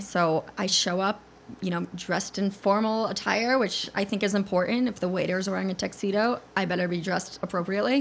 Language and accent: English; Connecticut, United States; I'm from Connecticut originally